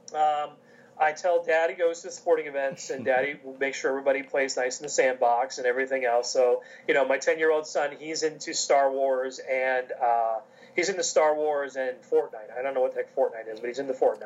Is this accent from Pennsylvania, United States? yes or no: yes; King of Prussia, Pennsylvania, United States; I'm from King of Prussia